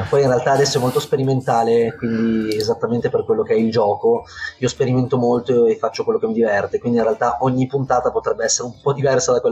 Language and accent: Italian; Turin, Piedmont, Italy; È un, è un progetto anche fisico in realtà, che noi eh, siamo di Torino, io con i miei due amici che un po' più da vicino mi danno una mano